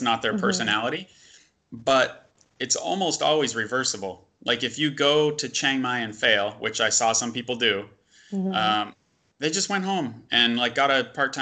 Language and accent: English; United States; we're both American